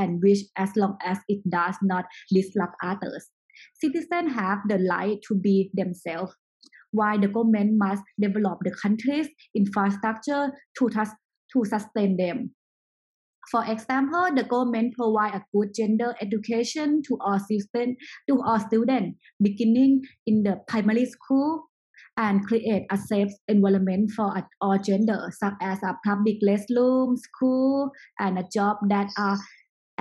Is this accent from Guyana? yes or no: no; Chiang Mai, Thailand; also born or lived in United States; I was born in US and I grew up in Thailand. I raised up in Chiang Mai, is north of Thailand.